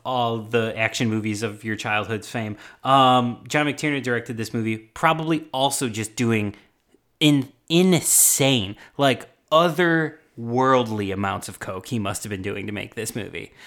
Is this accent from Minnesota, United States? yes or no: no; Chicago, Illinois, United States; I'm from Chicago and we don't know how to do French accents